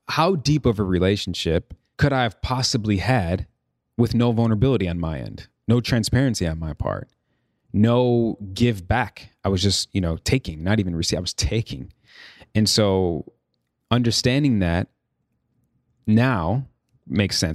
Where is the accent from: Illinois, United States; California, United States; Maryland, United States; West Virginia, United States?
Illinois, United States; Chicago; moved away; also born or lived in New York; I'm from Chicago, born and raised.